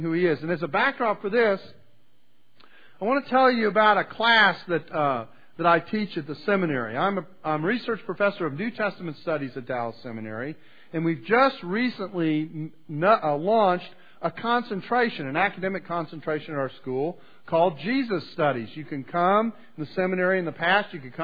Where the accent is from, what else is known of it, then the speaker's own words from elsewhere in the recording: Canada; now in United States; I was born in Canada